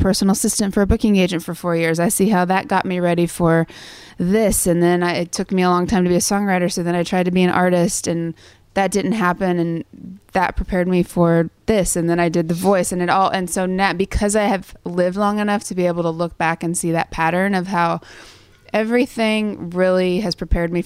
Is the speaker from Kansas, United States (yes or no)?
yes; Sterling, Kansas, United States; moved away; I was the church pianist at the Methodist Church in Sterling, Kansas